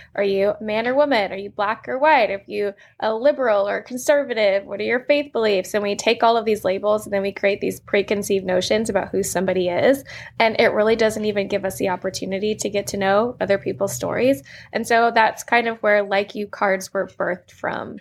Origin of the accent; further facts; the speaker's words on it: Manassas, Virginia, United States; I grew up in Manassas, Virginia, which is a smaller town